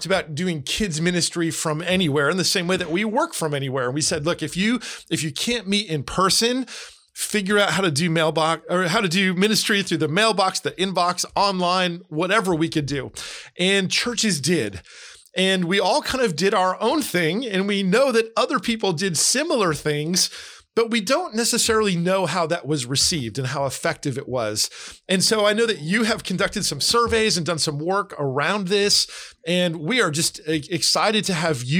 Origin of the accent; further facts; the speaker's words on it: United States; I grew up in Pennsylvania, New Jersey.